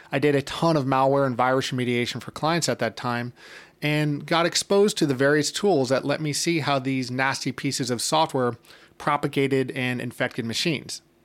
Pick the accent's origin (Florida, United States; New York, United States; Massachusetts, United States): New York, United States; New York City; I'm originally from New York City, and I currently live in Brooklyn